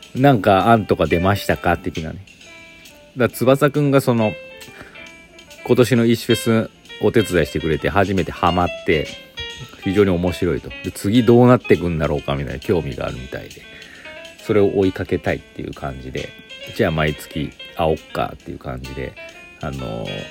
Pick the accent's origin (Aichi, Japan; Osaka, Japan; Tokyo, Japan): Aichi, Japan; moved away as an adult; now in Gifu, Japan; 私岐阜歴14年愛知県出身